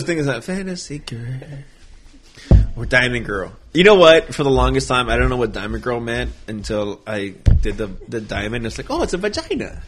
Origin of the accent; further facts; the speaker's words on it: Cleveland, Ohio, United States; moved away; They're like, "Where are you from?" And I said, "Cleveland."